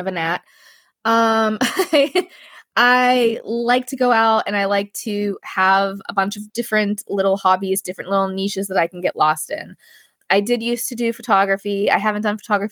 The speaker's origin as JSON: {"language": "English", "town": "Pittsburgh", "region": "Pennsylvania", "country": "United States", "tie": "born or raised there", "said": "in the Steel City, which is in Pittsburgh, my hometown."}